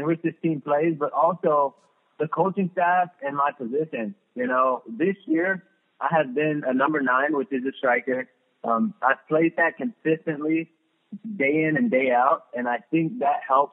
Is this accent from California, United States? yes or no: yes; Los Angeles, California, United States; moved away as an adult; also born or lived in Redondo Beach, California; now in Columbus, United States; that was my hometown team